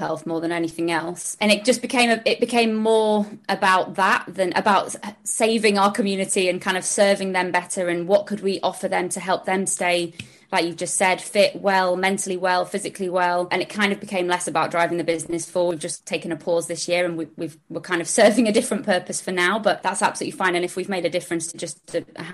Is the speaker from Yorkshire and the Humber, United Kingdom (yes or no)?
yes; Sheffield, Yorkshire and the Humber, United Kingdom; moved away as an adult; also born or lived in London; now in Richmond, United Kingdom; I'm from up north, I'm from Sheffield. So I moved down to London at 18